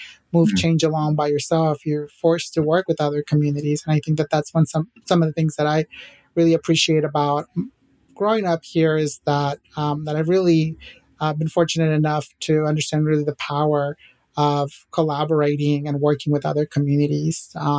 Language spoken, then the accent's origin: English; Acapulco, Guerrero, Mexico; we are a huge soccer family, and we're from Mexico, from Acapulco, but we all have different soccer teams that we root for in Mexico, right?